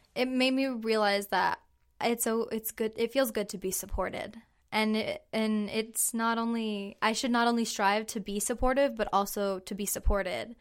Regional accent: Hanford, California, United States; I'm from Hanford, California, and I am 21 years old.

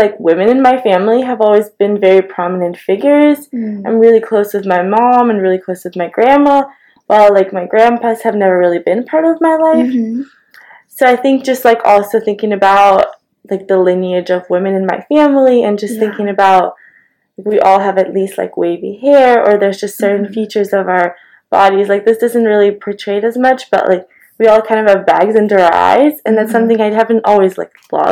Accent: Kyiv, Ukraine; moved away as an adult; now in Wheaton, United States; I grew up in Ukraine my whole life in the capital, Kiev, and then I moved to Wheaton when I was moving for college

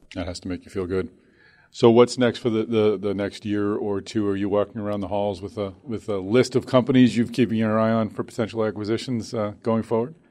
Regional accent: Boston, Massachusetts, United States; my hometown, Boston.

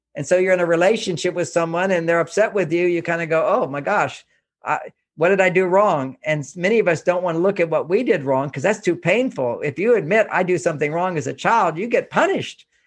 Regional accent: Houston, Texas, United States; I grew up in Houston, Texas

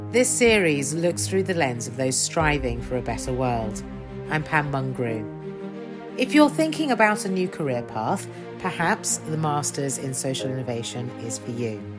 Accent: Mexico; moved away

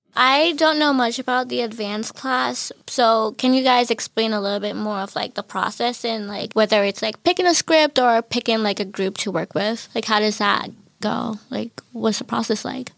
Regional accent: Newton, Massachusetts, United States; I'm a junior from Newton, majoring in communications, film concentration

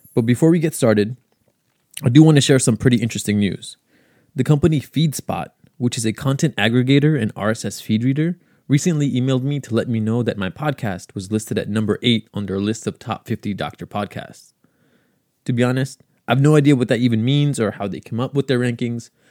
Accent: New York City, New York, United States; also born or lived in Long Island, New York; I grew up in Queens, so it's been nice to be close to home

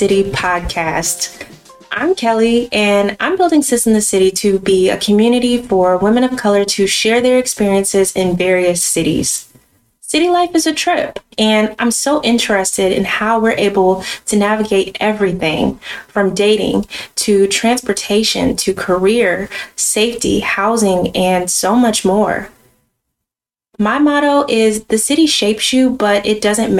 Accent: Atlanta, Georgia, United States; I was born in Atlanta to two Clark Atlanta graduates.

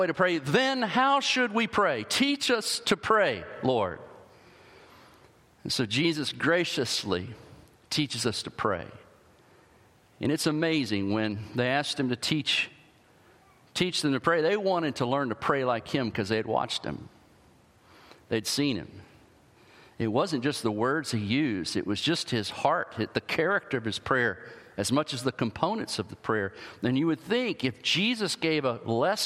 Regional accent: the South, United States; I grew up in the South

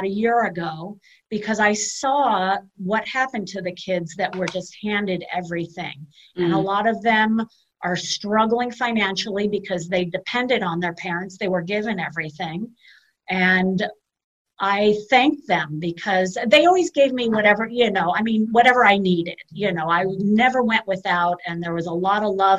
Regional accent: Palos Verdes, California, United States; born and raised in the South Bay. My parents moved to Palos Verdes.

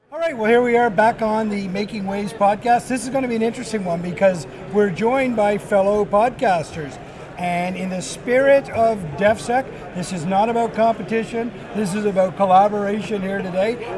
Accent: Newfoundland and Labrador, Canada; we're two fellas from Newfoundland

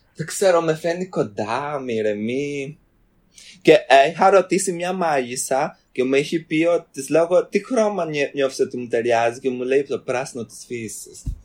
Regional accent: London, United Kingdom; Έρχομαι από το Λονδίνο

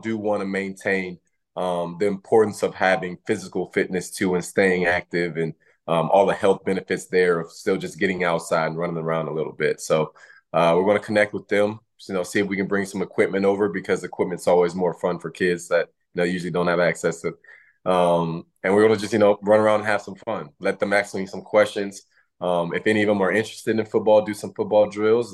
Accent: Louisiana, United States; moved away as an adult; growing up in Louisiana

